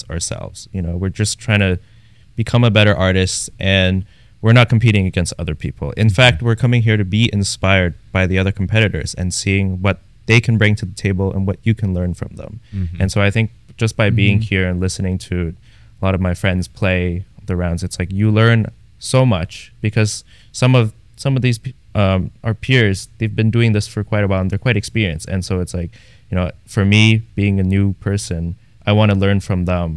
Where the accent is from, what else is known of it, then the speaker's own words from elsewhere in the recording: Toronto, Ontario, Canada; moved away as an adult; also born or lived in New Haven / Houston; I come from Toronto.